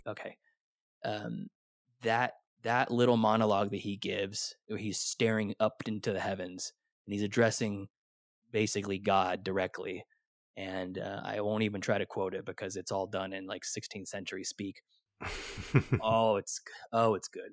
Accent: Sacramento, California, United States; I'm from the Sacramento area

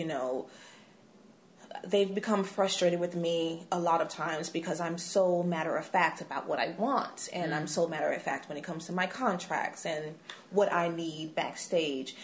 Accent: Dallas, Texas, United States; moved away; my hometown, Dallas

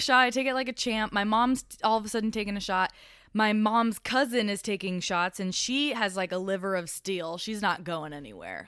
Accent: Colorado, United States; also born or lived in Miami, Florida; I'm from Colorado

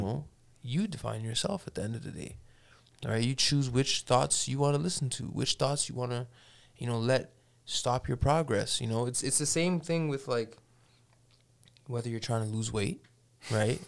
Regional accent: Toronto, Ontario, Canada; now in Edmonton, Canada; I grew up in Toronto

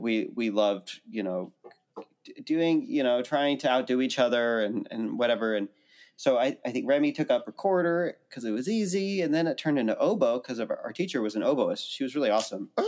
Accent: Santa Cruz, California, United States; also born or lived in New York / Princeton, New Jersey; now in Nashville, United States; I grew up in Santa Cruz, California

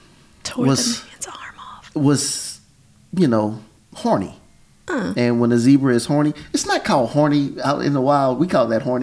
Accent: Texas, United States; I grew up in Texas

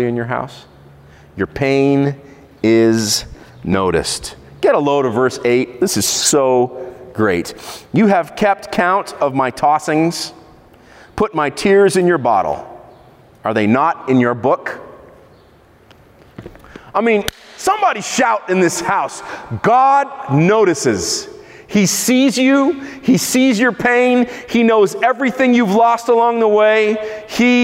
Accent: Israel; in Israel, where I grew up

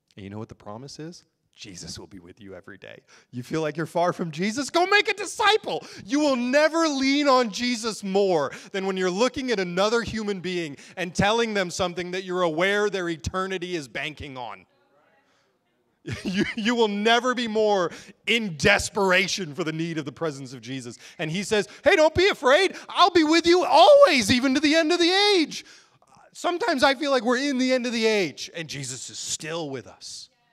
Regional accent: United States; we as American Christians

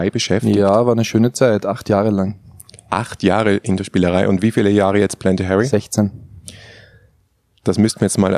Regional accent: Switzerland; Da, wo ich herkomme aus der Schweiz, gibt es ja gar keine Haralde.

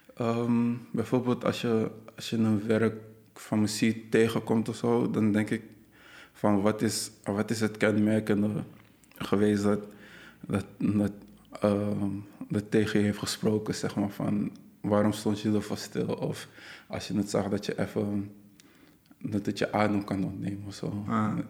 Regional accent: Netherlands; ik kom uit Nederland, maar ze wilde eigenlijk weten van wat is mijn, mijn achtergrond. En ik had even dat, dat ik Ghanese ben.

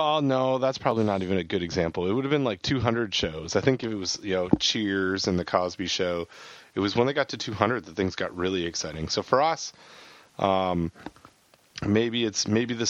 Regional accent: Canada; moved away; as I was growing up in Canada

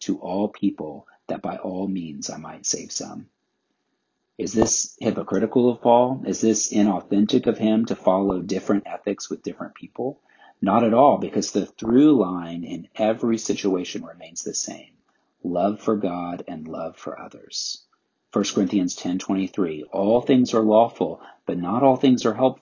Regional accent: the South, United States; I grew up in the South

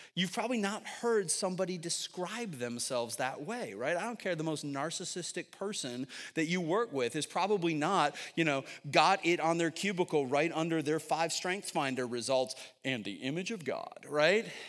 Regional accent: Syracuse, New York, United States; moved away as an adult; now in Northern Virginia, United States; I'm from Syracuse, New York

